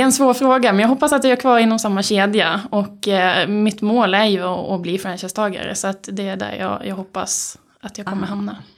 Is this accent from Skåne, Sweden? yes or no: yes; Skåne, Sweden; accent: skånska R; moved away as an adult; now in Uppsala, Sweden; född och uppvuxen i Skåne